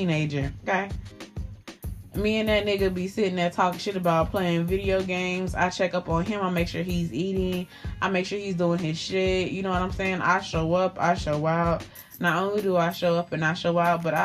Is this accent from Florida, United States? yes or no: yes; Miami, Florida, United States; moved away; I'm from Miami. When I moved up here to this little Caucasian ass state